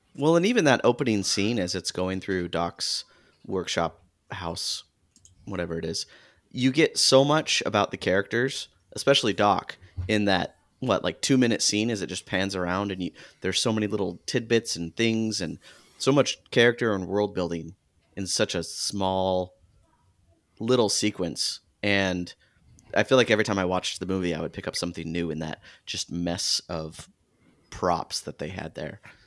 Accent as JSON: {"language": "English", "region": "Arizona", "country": "United States", "tie": "born or raised there", "said": "I grew up in Arizona"}